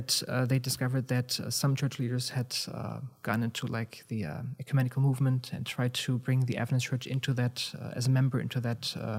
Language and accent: English; Germany; where I'm from Germany, in the early 1990s, there were a number of things that kind of happened